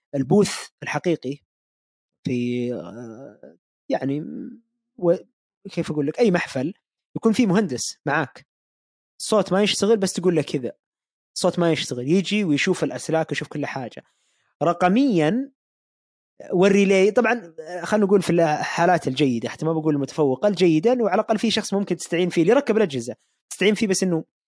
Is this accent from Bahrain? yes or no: no; Saudi Arabia; عندنا في السعوديه